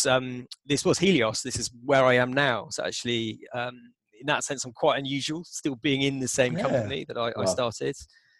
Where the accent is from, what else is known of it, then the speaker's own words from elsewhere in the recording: Southampton, South East England, United Kingdom; I grew up on the South Coast near the New Forest. Went to school in Southampton.